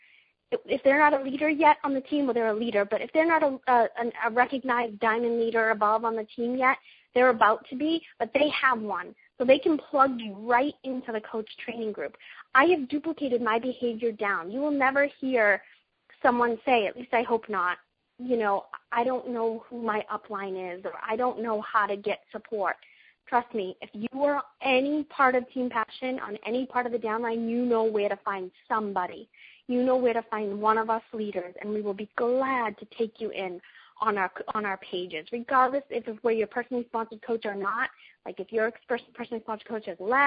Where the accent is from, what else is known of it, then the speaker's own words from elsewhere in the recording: Boston, Massachusetts, United States; I'm a mom from Boston, Massachusetts, in case you haven't heard my accent come out a few times in this call